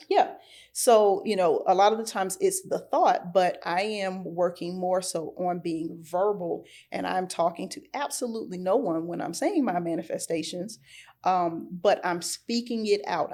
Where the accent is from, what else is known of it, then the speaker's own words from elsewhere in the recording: Norfolk, Virginia, United States; I'm from Norfolk